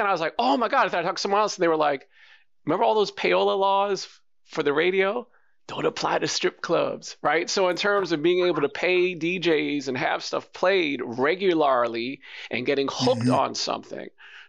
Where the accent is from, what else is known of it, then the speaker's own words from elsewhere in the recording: New York, United States; But I'm from New York.